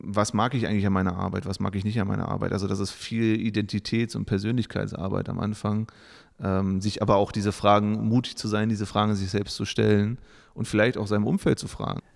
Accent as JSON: {"language": "German", "region": "Saxony-Anhalt", "country": "Germany", "tie": "born or raised there", "moved": "as an adult", "lives_now": "Bielefeld, Germany", "said": "ich komme aus dem Osten, wie es hier heißen würde. Also ich bin okay. in Sachsen-Anhalt geboren ähm, bin zum Studium nach Bielefeld"}